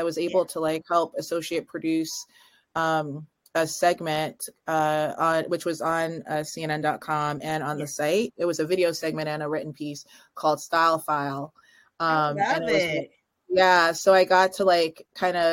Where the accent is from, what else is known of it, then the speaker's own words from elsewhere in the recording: just outside of Toronto, Ontario, Canada; I grew up in just outside of Toronto